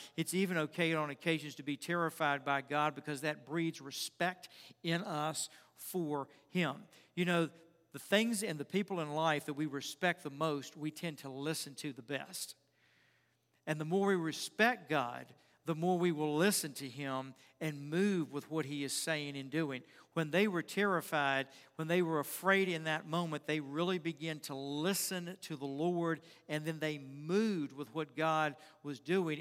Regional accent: Richmond, Virginia, United States; I grew up in Richmond, and we had this granite pool

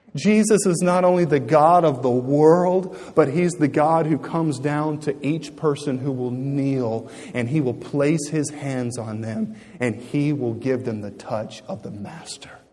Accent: United States; I'm an American

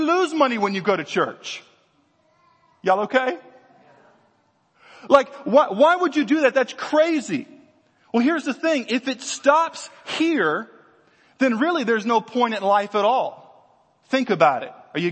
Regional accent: Louisiana, United States; I grew up in Louisiana.

